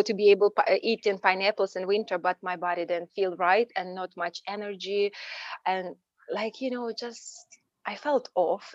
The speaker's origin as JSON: {"language": "English", "country": "Ukraine", "tie": "born or raised there", "moved": "as an adult", "lives_now": "United States", "said": "Originally, I'm from Ukraine"}